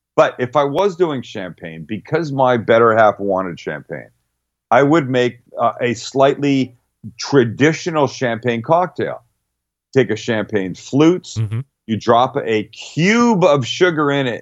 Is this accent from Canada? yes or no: yes; British Columbia, Canada; moved away; I'm from Canada, and where the province of British Columbia, where I'm from